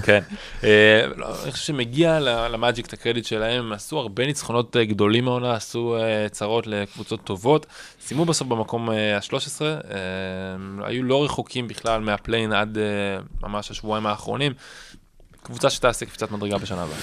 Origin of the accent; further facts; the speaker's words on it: Israel; אנחנו ישראלים